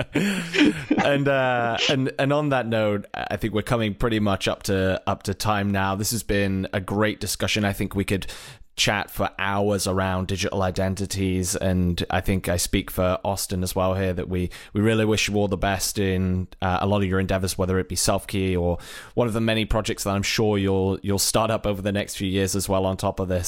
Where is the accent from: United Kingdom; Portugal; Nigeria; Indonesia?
United Kingdom; moved away as an adult; also born or lived in Ireland; now in United States; if you haven't gathered from my accent, originally from Britain, relocated at one point to Ireland and then over to the U S.